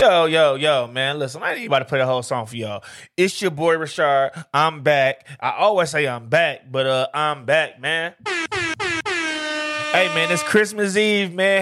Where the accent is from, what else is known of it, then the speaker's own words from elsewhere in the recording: Detroit, Michigan, United States; I'm from Detroit